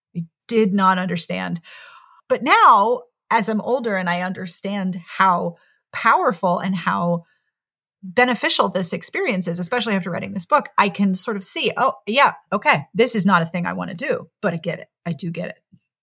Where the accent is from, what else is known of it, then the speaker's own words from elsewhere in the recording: Pittsburgh, Pennsylvania, United States; moved away as an adult; also born or lived in South Carolina; I grew up in Pittsburgh, and then I went to a women's college in South Carolina